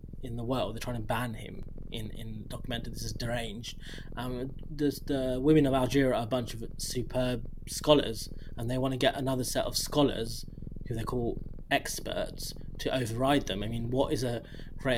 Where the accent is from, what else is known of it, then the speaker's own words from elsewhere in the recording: United Kingdom; as a British person